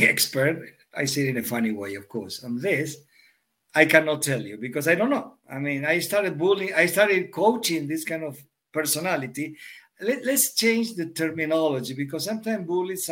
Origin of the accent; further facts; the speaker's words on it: Argentina; moved away as an adult; also born or lived in Europe; I'm born and raised in Argentina